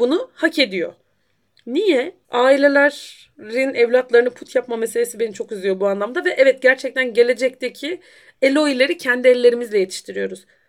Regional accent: Black Sea Region, Turkey

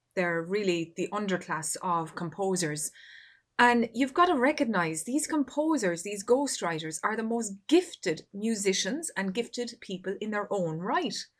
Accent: Ireland; my home country here of Ireland

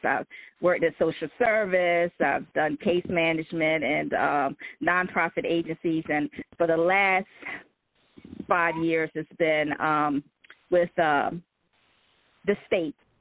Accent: Salisbury, Maryland, United States; I'm in from uh, Salisbury, Maryland, on the Eastern Shore, raised there

